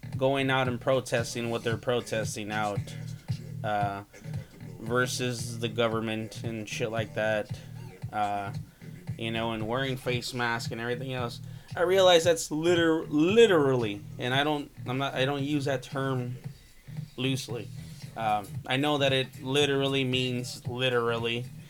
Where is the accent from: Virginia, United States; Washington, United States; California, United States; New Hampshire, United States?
California, United States